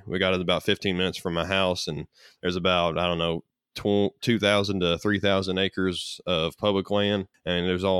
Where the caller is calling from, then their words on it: Morehead, Kentucky, United States; I'm actually in Moorhead, Kentucky. So I'm on the right on the edge of the Appalachian Mountains on the eastern side of Kentucky.